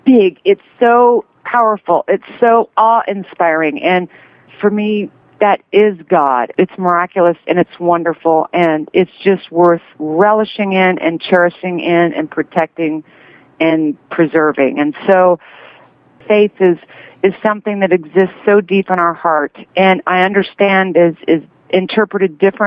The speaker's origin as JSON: {"language": "English", "region": "Kansas", "country": "United States", "tie": "born or raised there", "said": "I grew up in Kansas"}